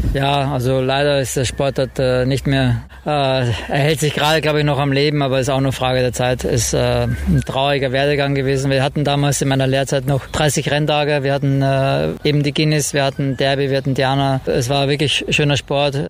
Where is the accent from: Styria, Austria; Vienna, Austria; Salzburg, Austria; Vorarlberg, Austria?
Vienna, Austria; born or raised there; now in Cologne, Germany